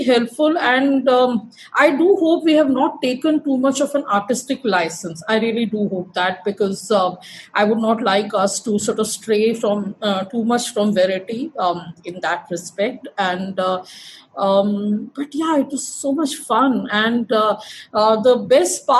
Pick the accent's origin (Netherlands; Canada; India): India; Madhya Pradesh; I'm from Madhya Pradesh